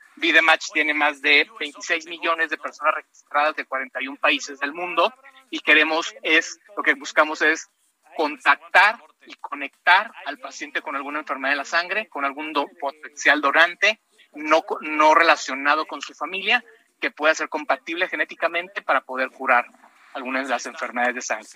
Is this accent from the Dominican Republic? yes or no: no; Mexico; como mexicanos